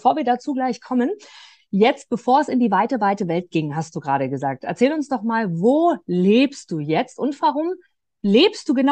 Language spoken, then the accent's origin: German; Austria; ich bin in der Nähe von Wien aufgewachsen, meine Familie lebt dort